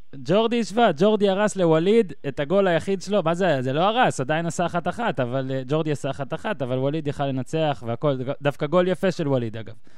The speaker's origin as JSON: {"language": "Hebrew", "town": "Ben Ami", "region": "Northern District", "country": "Israel", "tie": "born or raised there", "said": "גדלתי במושב בן עמי, שזה קרוב, מה זה, שלוש דקות נסיעה אליך לדעתי"}